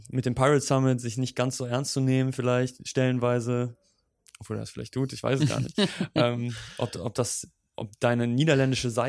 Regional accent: Germany; also als Deutscher ist das so, äh, ich meine, ich weiß nicht, wie das für dich klingt, aber für, für, für Deutsche ist das so eine lustige Sprache.

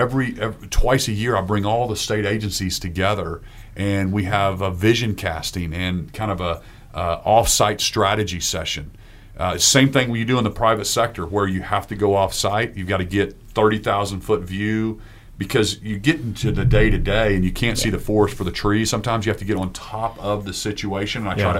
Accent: Oklahoma, United States; when I would travel before, I'd be like, oh, I'm from Oklahoma. And it kind of felt like a second class state almost, like we're a little brother to Texas or whatever.

